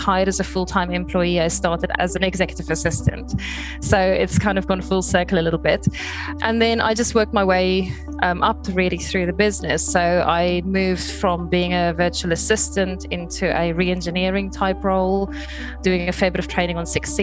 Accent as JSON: {"language": "English", "country": "South Africa", "moved": "as an adult", "lives_now": "Brighton, United Kingdom", "said": "I'm originally from South Africa, but I moved here in 2003"}